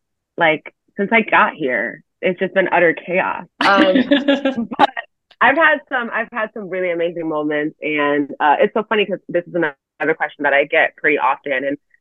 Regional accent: Connecticut, United States; I'm from Connecticut. I've grown up, you know, watching UConn.

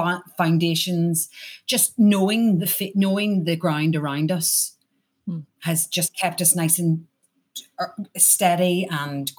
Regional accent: Ireland; accent: Irish

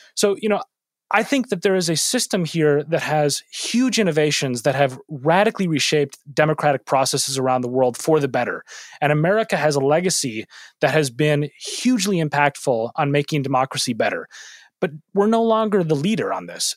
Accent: Minneapolis, Minnesota, United States; moved away; my hometown of Minneapolis

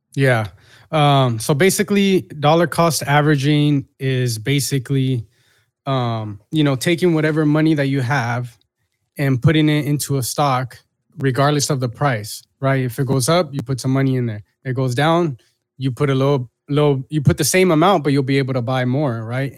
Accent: Long Beach, California, United States; I'm a kid from Long Beach.

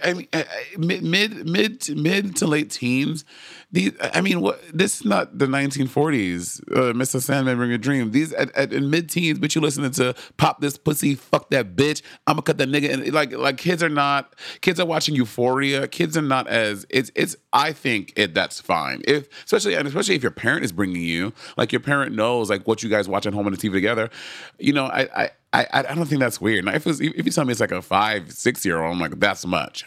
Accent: New York City, New York, United States; I was from Brooklyn, New York

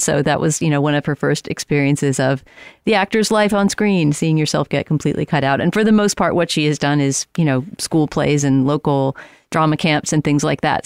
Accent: San Antonio, Texas, United States; moved away; I was in San Antonio, my hometown

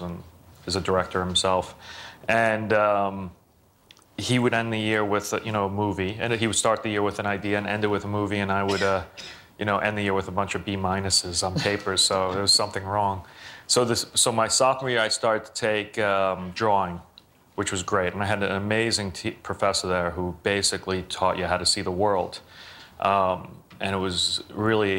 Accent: New York City, New York, United States; growing up in Brooklyn.

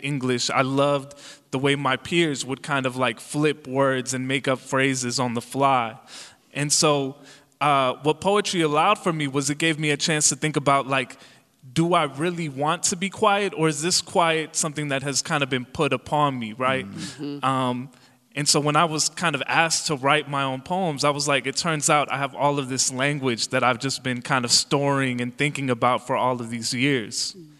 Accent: Calumet City, Illinois, United States; born or raised there; English is a second language

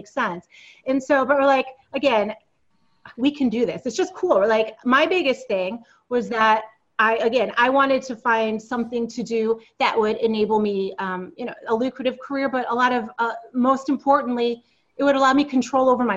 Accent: upstate New York, United States; also born or lived in Silicon Valley; I grew up in the Northeast. I grew up in upstate New York

